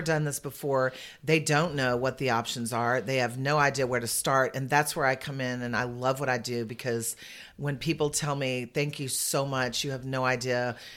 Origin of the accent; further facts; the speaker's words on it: San Antonio, Texas, United States; I'm from San Antonio, and I've been in senior living